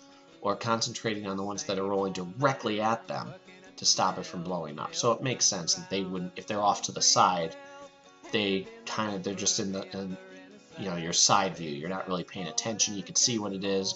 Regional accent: Pennsylvania, United States; I'm from Pennsylvania, and I'll sometimes say supper, too.

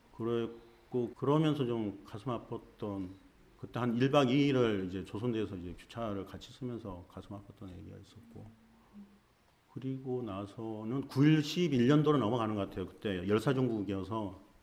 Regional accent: Goheung, South Jeolla, South Korea; moved away as an adult; 고향은 전라남도 고흥이에요

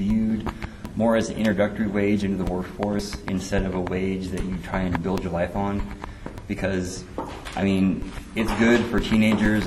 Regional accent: California, United States; now in Dayton, United States; I was born in California

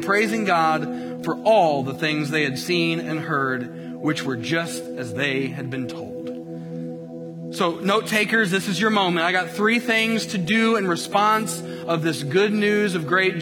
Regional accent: Colts country, Indiana, United States; moved away; I grew up in the Peyton Manning era in Colts country.

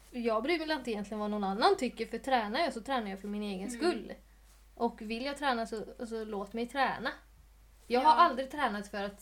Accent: Sweden; jag är ju svensk.

